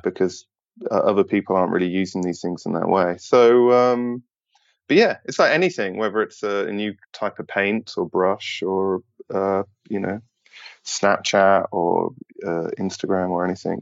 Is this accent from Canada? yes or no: no; United Kingdom; as a British person